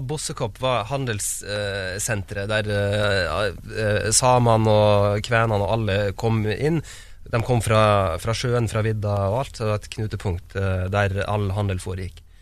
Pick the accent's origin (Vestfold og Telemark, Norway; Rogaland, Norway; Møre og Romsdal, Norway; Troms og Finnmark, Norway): Troms og Finnmark, Norway; Kautokeino; Ja, Men jeg er født i Tromsø, så jeg bodde, så jeg bodde der det første året mitt. Deretter flytta vi til eh, Kautokeino, eller Kautokeino kommune. Bodde der noen år.